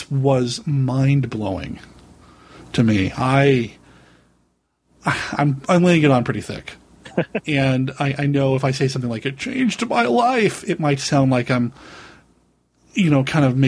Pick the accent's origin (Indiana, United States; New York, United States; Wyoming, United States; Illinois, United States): Wyoming, United States; Cheyenne; I grew up in Cheyenne, Wyoming